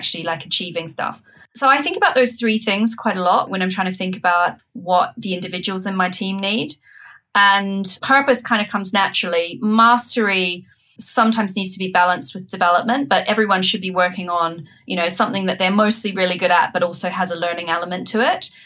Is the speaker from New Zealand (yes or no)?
yes; New Zealand; now in United Kingdom; I'm from New Zealand, so I also, you know, I grew up in a different country, a different culture.